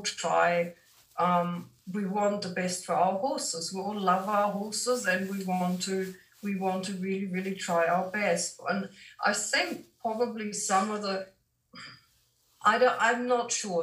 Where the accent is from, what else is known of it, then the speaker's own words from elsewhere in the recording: Germany; moved away as an adult; now in New Zealand; I am from Germany originally, but I've lived in New Zealand for over 30 years now.